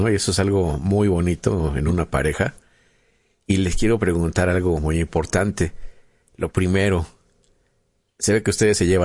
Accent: Mexico City, Mexico; Soy de, la Ciudad de México.

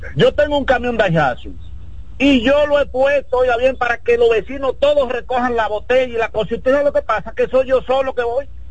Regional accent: Dominican Republic; yo soy un dominicano de 48 años

